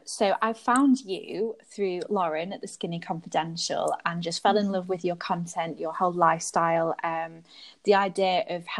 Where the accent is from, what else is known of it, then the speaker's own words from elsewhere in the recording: United Kingdom; moved away as an adult; also born or lived in London; now in Belgium; I'm British. My heritage is North African, but I now live in Belgium